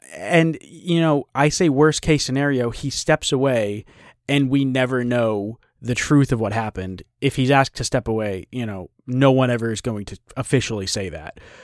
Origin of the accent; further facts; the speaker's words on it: New England, United States; I grew up in New England watching the Patriots